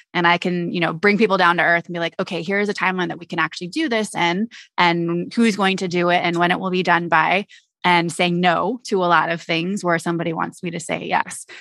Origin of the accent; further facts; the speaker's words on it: Alameda, California, United States; I'm originally from the Bay Area, so I grew up in a little town called Alameda